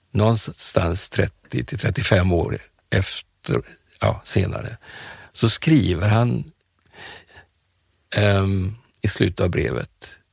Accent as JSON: {"language": "Swedish", "town": "Colombo", "region": "Western Province", "country": "Sri Lanka", "tie": "born there", "said": "Jag är född i Colombo på Sri Lanka. Ceylon hette det då på"}